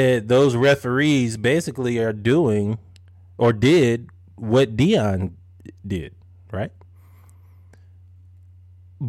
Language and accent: English; Louisiana, United States; I'm from Louisiana